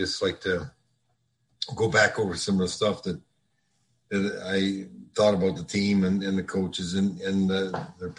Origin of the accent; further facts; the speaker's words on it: Sault Ste. Marie, Ontario, Canada; also born or lived in Minnesota; now in North Palm Beach, United States; I grew up in Sault Ste. Marie, Ontario.